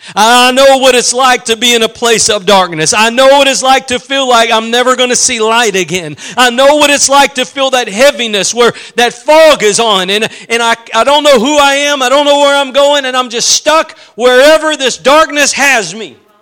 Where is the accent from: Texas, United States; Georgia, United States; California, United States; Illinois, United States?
Texas, United States; East; I'm from East Texas